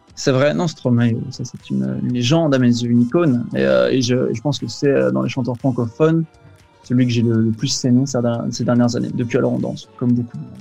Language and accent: French; Belgium; je suis de Belgique